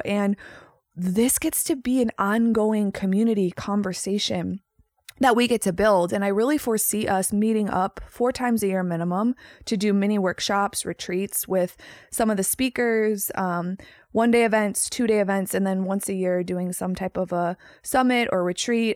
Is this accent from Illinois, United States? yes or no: yes; Chicago, Illinois, United States; moved away as an adult; also born or lived in Los Angeles, California; I am born and raised in Chicago, Illinois.